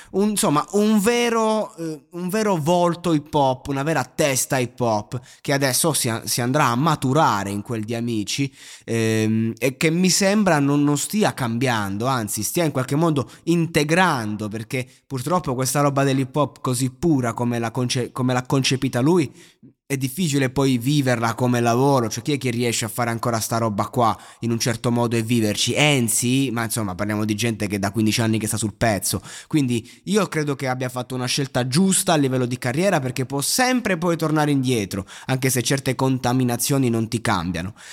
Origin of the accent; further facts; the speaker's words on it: Pescara area, Abruzzo, Italy; Pescara, eh, dalle mie parti